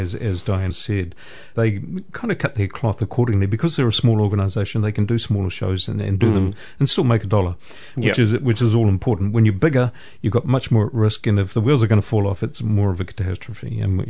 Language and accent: English; Putāruru, Waikato, New Zealand; My hometown is Putanuru.